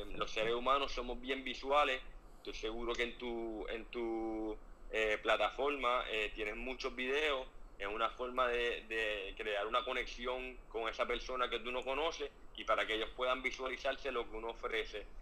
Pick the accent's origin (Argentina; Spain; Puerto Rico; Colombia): Puerto Rico; soy puertorriqueño, orgulloso boricua